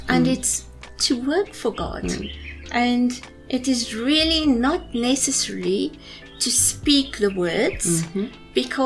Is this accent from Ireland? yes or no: no; South Africa; I'm from South Africa